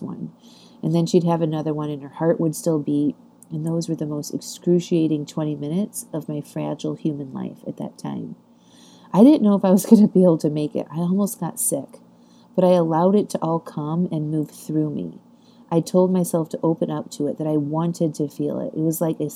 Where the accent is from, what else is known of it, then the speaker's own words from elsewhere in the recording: Chesterton, Indiana, United States; moved away; My grandmothers were living at the same nursing home in my hometown in Chesterton, Indiana.